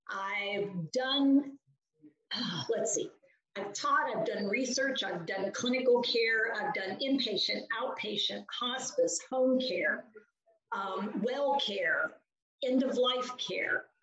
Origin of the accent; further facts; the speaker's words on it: West Virginia, United States; also born or lived in Pennsylvania / Washington; now in Hillsborough, United States; Well, Marianne, I live in North Carolina now, but I am originally from West Virginia